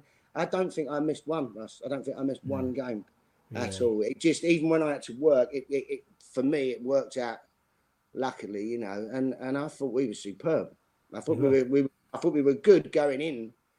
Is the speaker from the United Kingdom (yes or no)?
yes; Custom House, London, United Kingdom; I mean, I grew up in Custom House, E16.